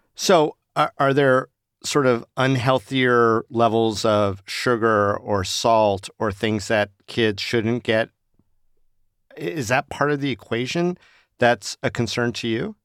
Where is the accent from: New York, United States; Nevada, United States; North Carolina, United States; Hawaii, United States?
Nevada, United States; Las Vegas; Growing up in Las Vegas